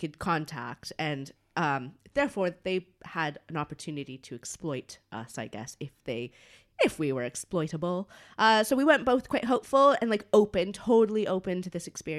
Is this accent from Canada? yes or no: yes; Canada; I'm Canadian.